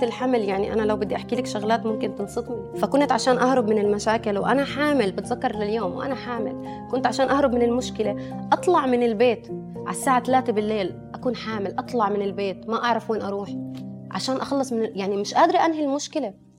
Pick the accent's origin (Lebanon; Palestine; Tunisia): Palestine; West Bank; انا اصلي فلسطينيه فلسطينيه فلسطينيه من ام واب وكنت عايشه اصلا تربيت وانخلقت بفلسطين اوكي آه يعني تحديدا من الضفه